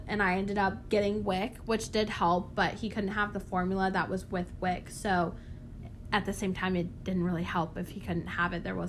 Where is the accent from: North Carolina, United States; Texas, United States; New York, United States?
North Carolina, United States; Raleigh; The closest Walmart, okay, not even Target. I'm from Raleigh, not even Target.